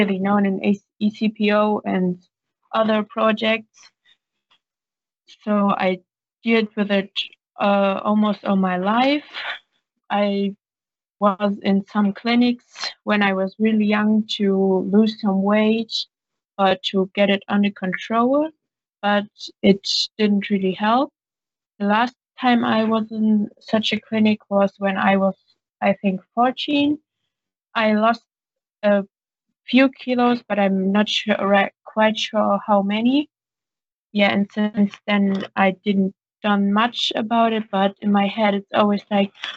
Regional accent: Germany; English is a second language; I'm 17 years old. I'm from Germany.

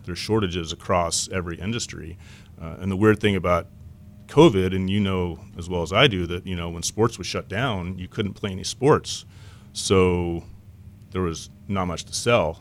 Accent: Lubbock, Texas, United States; moved away as an adult; also born or lived in Southern California; now in Irvine, United States; I grew up in West Texas

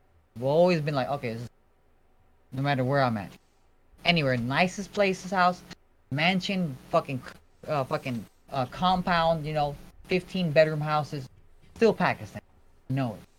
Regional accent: United States; There's people living there, and like I'm from America, and my cousins are there.

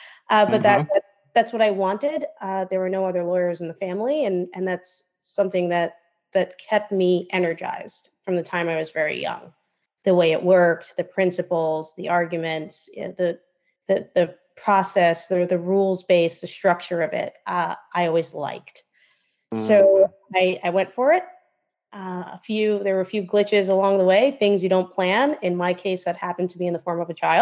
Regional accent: New York City, New York, United States; also born or lived in Israel; I was born in Queens, New York, but I grew up between Israel and New York City

